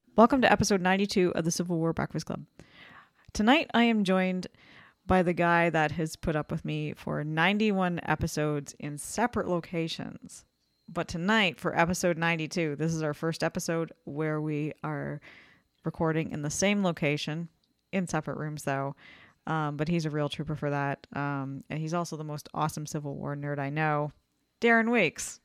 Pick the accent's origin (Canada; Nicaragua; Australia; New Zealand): Canada; I'm Canadian